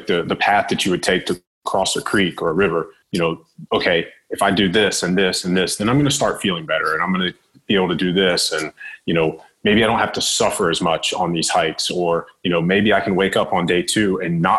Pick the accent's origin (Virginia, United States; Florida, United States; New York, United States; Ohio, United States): Virginia, United States; I'm from Virginia.